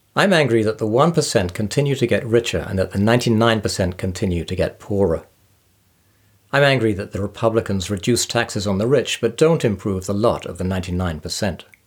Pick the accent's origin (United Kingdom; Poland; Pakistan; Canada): United Kingdom; England; moved away as an adult; now in United States; I was born in England and have lived in the U S for the past twenty-five years.